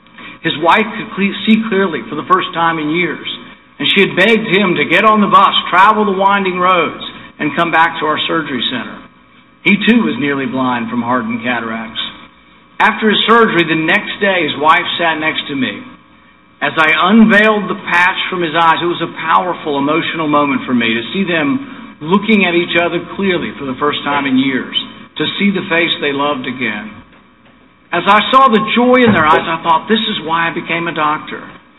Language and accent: English; Bowling Green, Kentucky, United States; Less than 5 years ago, I stood just down the road in my hometown in Bowling Green and said those same words.